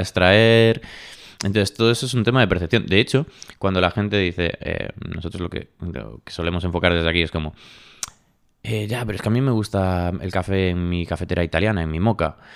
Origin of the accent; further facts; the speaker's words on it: Galicia, Spain; now in Madrid, Spain; yo como gallego siempre digo en plan, ¿y si, y volviese a Galicia?